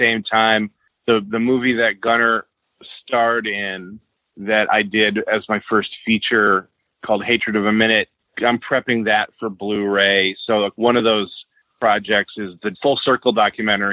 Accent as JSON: {"language": "English", "town": "Redford", "region": "Michigan", "country": "United States", "tie": "born or raised there", "moved": "as an adult", "lives_now": "Los Angeles, United States", "said": "I grew up in Redford, Michigan, right at 6 Mile and Beach Daily"}